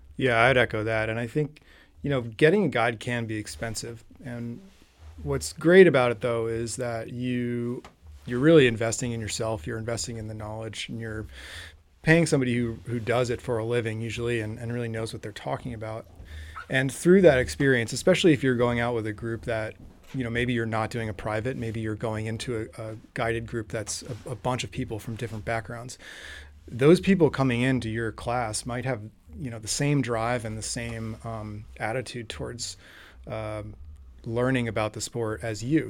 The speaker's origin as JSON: {"language": "English", "region": "New Hampshire", "country": "United States", "tie": "born or raised there", "said": "I grew up in New Hampshire"}